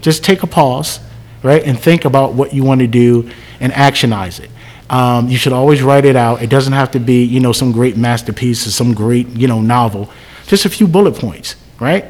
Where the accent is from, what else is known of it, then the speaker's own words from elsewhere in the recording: Jersey City, New Jersey, United States; moved away; I'm originally from Jersey City, so I still go there and mentor